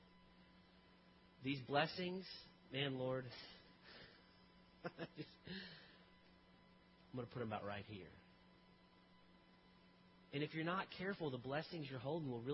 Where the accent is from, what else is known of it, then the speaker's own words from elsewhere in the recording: Tulsa, Oklahoma, United States; I grew up in Tulsa